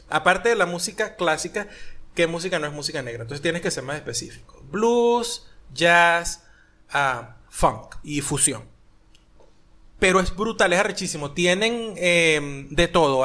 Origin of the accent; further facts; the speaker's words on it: Maracay, Aragua, Venezuela; moved away; yo soy de Maracay, de la parte del limón